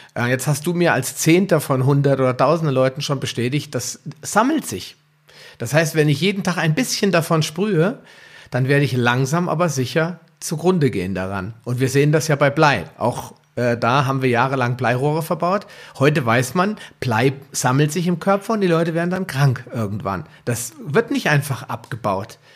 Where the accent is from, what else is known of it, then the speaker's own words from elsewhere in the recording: Germany; bei uns in Deutschland